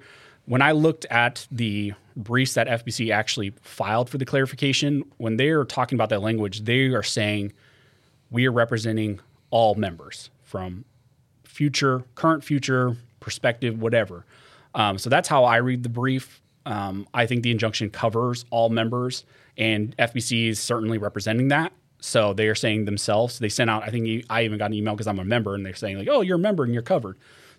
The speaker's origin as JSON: {"language": "English", "region": "California", "country": "United States", "tie": "born or raised there", "said": "I think just growing up. I think just growing up in California, it has to be …, just like what I listen to."}